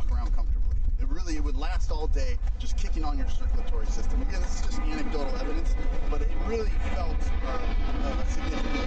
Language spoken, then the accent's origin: English; St. Louis, Missouri, United States; So I grew up in St. Louis